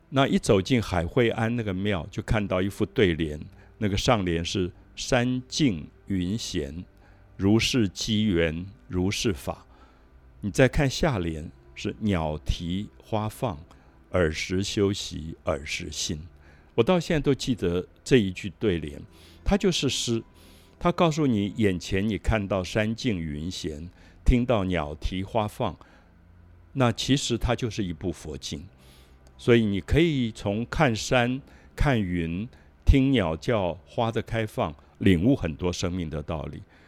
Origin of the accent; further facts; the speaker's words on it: Taipei, Taiwan; 我小时候在大龙洞的保安宫